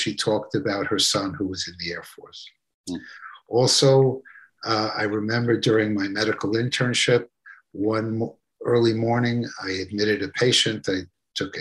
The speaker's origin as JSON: {"language": "English", "town": "New York City", "region": "New York", "country": "United States", "tie": "born or raised there", "said": "as a young lad growing up in Brooklyn, New York"}